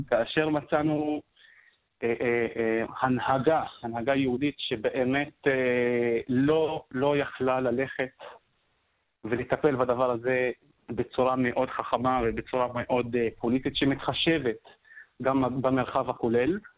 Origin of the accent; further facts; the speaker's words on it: Jerusalem, Jerusalem District, Israel; now in Issawiya, Israel; אני ירושלמי, יליד וואד אל-ג'וז, שוכן כזה מעשר שנים בכפר עיסאוויה.